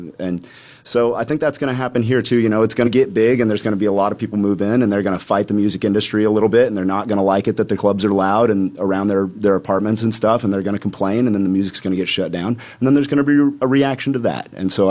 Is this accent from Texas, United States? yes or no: yes; Austin, Texas, United States; now in Portland, United States; So I'm from Austin originally